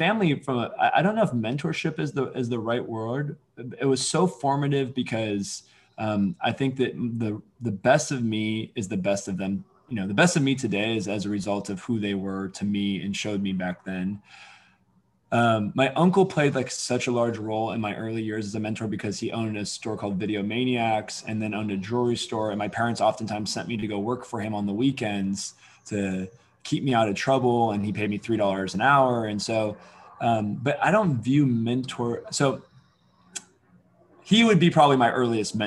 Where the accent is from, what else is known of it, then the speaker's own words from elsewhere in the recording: Alameda, California, United States; also born or lived in Oakland, California; I grew up in Alameda, California, which obviously a tiny island in the Bay Area